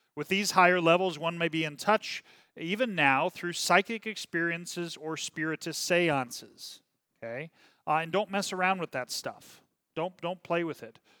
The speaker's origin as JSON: {"language": "English", "town": "Kansas City", "region": "Missouri", "country": "United States", "said": "I'm from Kansas City"}